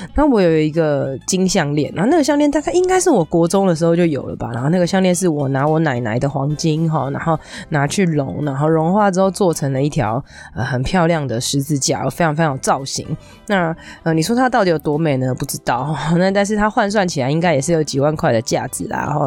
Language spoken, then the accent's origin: Chinese; Taipei, Taiwan; 我从小住在从小长大的地方其实是在，不是我现在住的这个地方，我就小时候住的地方是在我以前忠孝新生附近那个地方